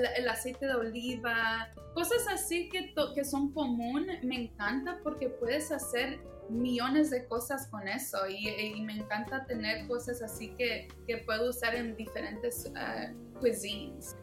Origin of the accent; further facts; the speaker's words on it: Los Angeles, California, United States; also born or lived in San Francisco; yo soy uh, primera generación que nací aquí en Los Ángeles, California